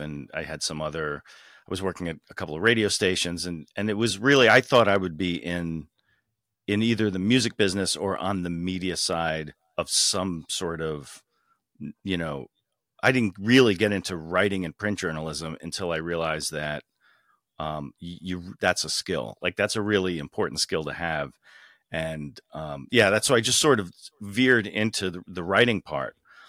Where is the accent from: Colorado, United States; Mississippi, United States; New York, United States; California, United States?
New York, United States; So, so I grew up in the New York suburbs. I stayed on the East Coast. I went to school in New York City and that's where I lived.